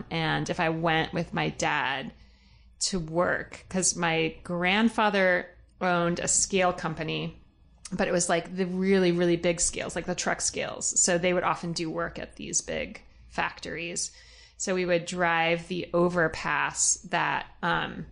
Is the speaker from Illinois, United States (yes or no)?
yes; Decatur, Illinois, United States; moved away; I grew up in Decatur, Illinois, which is, like, in the heart of Illinois